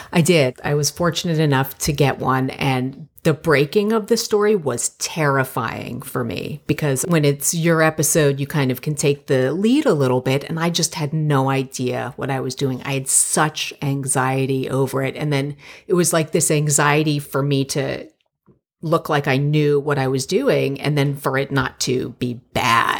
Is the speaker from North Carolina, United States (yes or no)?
no; Plantation, Florida, United States; moved away as an adult; also born or lived in New York / Miami; now in Los Angeles, United States; I'm from Plantation, Florida, and it's a very suburban, very Jewish neighborhood. And I grew up there